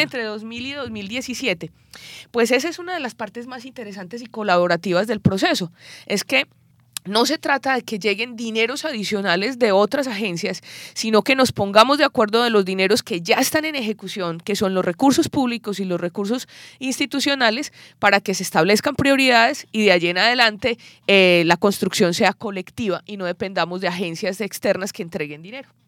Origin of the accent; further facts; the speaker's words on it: Colombia; yo soy colombiana